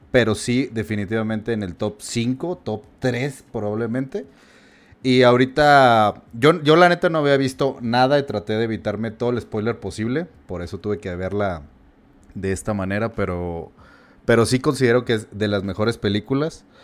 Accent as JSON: {"language": "Spanish", "country": "Mexico", "said": "como mexicano sí la pasamos mal."}